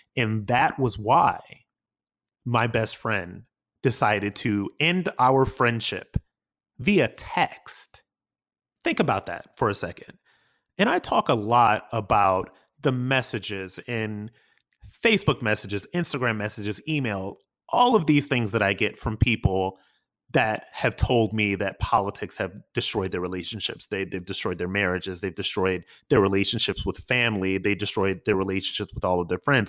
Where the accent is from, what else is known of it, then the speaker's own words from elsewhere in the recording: Akron, Ohio, United States; my hometown, Akron, Ohio